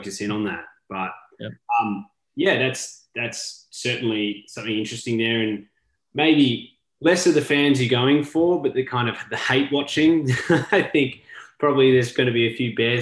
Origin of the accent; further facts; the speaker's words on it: Australia; now in United States; I'm an Australian living in the US